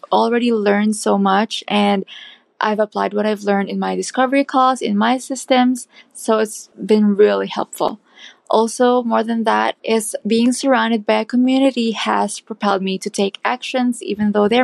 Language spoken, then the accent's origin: English; Philippines; moved away as an adult; now in Minneapolis, United States; I'm originally from the Philippines, but now I've moved to Minneapolis to start building a life with my husband